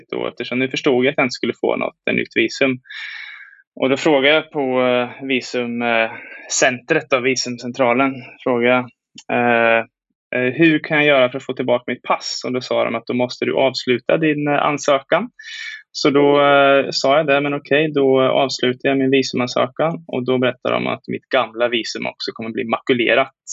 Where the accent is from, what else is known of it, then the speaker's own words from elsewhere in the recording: Sweden; moved away as an adult; also born or lived in China / Hong Kong; now in Taiwan; när jag var i, hemma i Sverige och hälsade på familjen.